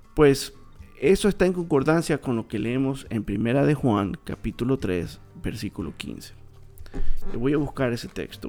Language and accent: Spanish; Coast, Ecuador; yo soy de Ecuador y yo soy de una parte del Ecuador que es la costa